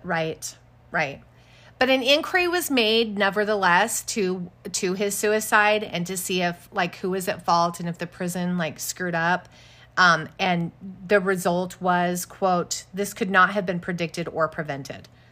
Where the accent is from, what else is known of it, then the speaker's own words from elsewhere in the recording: Casper, Wyoming, United States; I grew up in Casper, Wyoming